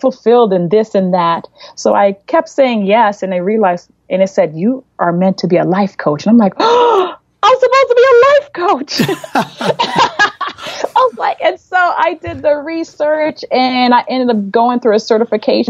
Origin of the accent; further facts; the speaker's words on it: Florida, United States; moved away as an adult; now in Cleveland, United States; I'm from Florida, and we ended up in Cleveland.